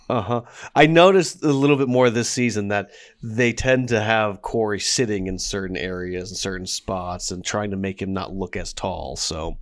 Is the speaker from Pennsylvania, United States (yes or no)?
yes; Pittsburgh suburbs, Pennsylvania, United States; moved away; I lived in a suburb on the outskirts of Pittsburgh